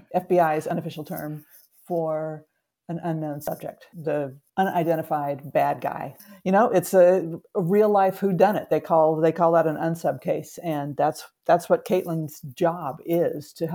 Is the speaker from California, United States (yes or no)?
yes; Southern California, United States; also born or lived in Eugene, Oregon; I grew up in Southern California.